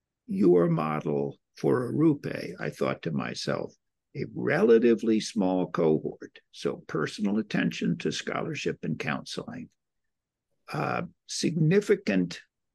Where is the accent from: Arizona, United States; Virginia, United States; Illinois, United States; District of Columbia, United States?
District of Columbia, United States; Washington; because I come from Washington, D.C.